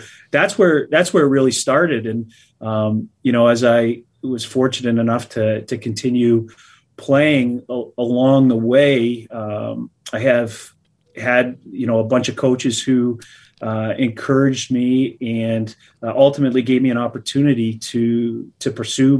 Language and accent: English; Canada; moved away as an adult; as a Canadian